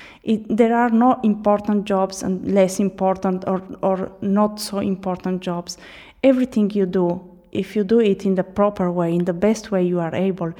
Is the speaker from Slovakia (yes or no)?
no; Trieste, Friuli-Venezia Giulia, Italy; English is a second language; Yes, I come from Trieste.